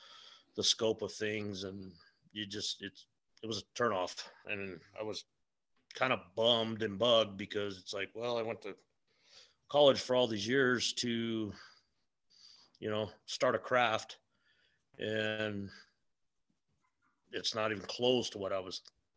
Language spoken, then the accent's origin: English; Albuquerque, New Mexico, United States; Born and raised here in New Mexico, right here in Albuquerque. I grew up in the South Valley of Albuquerque